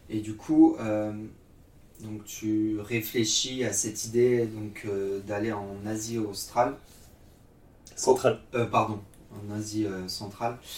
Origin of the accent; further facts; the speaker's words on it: Nantes, Pays de la Loire, France; also born or lived in Yorkshire; je suis originaire de Nantes, Ok. dans l'Ouest.